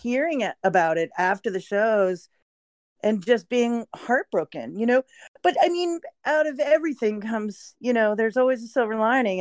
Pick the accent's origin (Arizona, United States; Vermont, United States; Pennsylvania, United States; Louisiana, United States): Vermont, United States; I'm a college student. I'm from Vermont